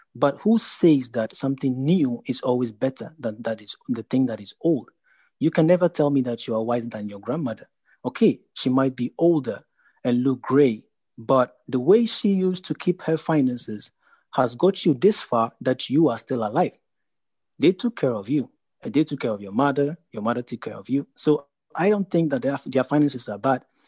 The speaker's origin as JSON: {"language": "English", "country": "Ghana", "moved": "yes", "lives_now": "Netherlands", "said": "I'm a Ghanaian"}